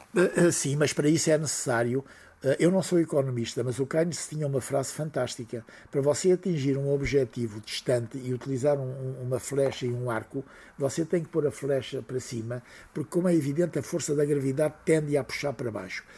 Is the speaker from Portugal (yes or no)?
yes; Portugal